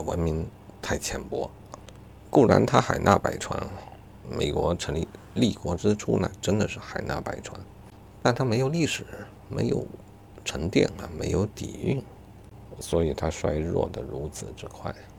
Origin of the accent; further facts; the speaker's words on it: China; 作为中国人